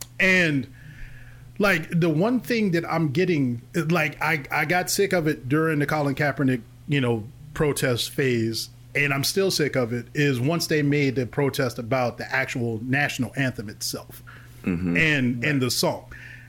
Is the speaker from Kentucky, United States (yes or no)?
yes; Louisville, Kentucky, United States; I'm originally from Louisville, Kentucky. You can tell I'm from Louisville because I say Louisville.